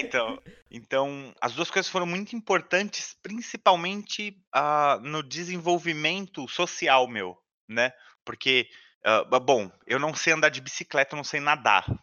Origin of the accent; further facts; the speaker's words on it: São Paulo, Brazil; Eu, eu sou de São Paulo, capital, né? Eu ainda moro em São Paulo, capital. Morei a minha vida toda, inclusive no mesmo bairro, né?